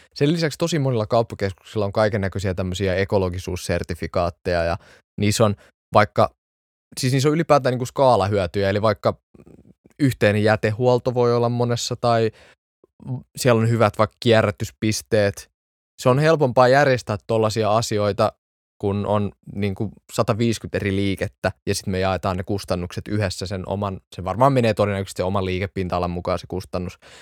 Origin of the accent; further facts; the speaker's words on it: Espoo, Uusimaa, Finland; Mä oon varttunut Espoossa